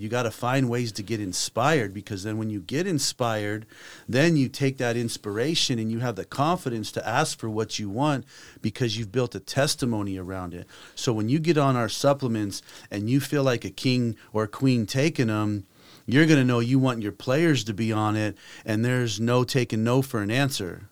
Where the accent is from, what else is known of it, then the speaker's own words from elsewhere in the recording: Las Vegas, Nevada, United States; moved away as an adult; also born or lived in Taiwan; I grew up in Las Vegas